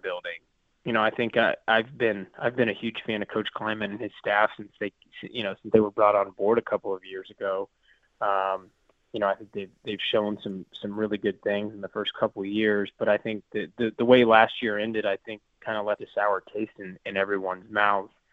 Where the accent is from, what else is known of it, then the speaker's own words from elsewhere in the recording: small community near Manhattan, Kansas, United States; being from a you know from a small community nearby Manhattan